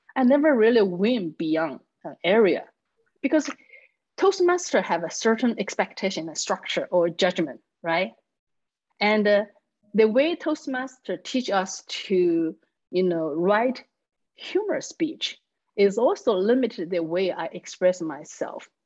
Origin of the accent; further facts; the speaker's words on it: Chengdu, Sichuan, China; first language Chinese; English is a second language; moved away as an adult; now in Texas, United States; I live in the capital city of Sichuan called Chengdu